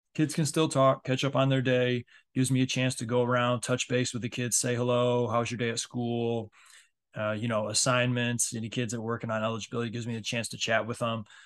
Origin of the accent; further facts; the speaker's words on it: Michigan, United States; especially being in the Midwest, I'm from Michigan